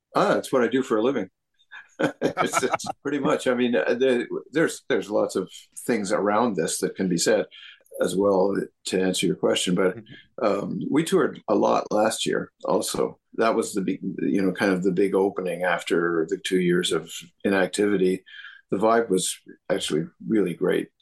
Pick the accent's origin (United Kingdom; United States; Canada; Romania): Canada